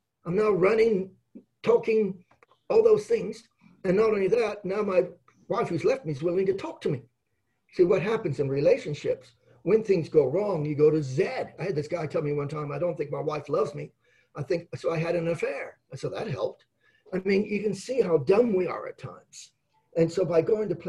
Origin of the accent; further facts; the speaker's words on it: Adelaide, South Australia, Australia; I was born in Adelaide